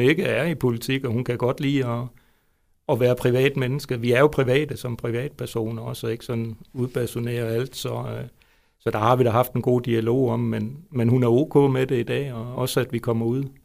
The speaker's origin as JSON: {"language": "Danish", "town": "Svendborg", "region": "Southern Denmark", "country": "Denmark", "tie": "born or raised there", "also_born_or_lived": "Jutland", "moved": "yes", "lives_now": "Vejle, Denmark", "said": "jeg er jo faktisk Fynbo, født i Svendborg."}